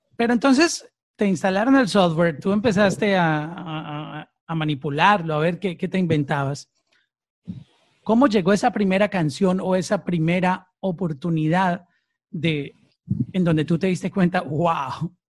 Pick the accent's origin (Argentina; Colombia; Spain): Colombia; Antioquia; moved away; soy de la misma tierra tuya, de, Antioquia.